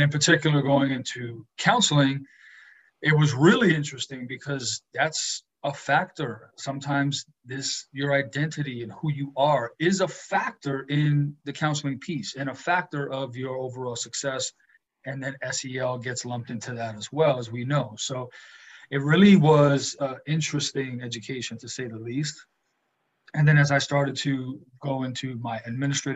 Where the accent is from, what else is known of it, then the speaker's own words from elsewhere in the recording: New York City, New York, United States; growing up in New York City, it's a melting pot